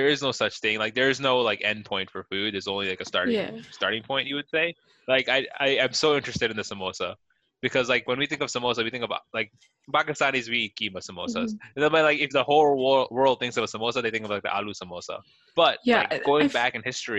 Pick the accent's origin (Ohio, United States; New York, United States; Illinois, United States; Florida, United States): Illinois, United States; Chicago; I'm born and raised in Chicago. Like I'm an ABC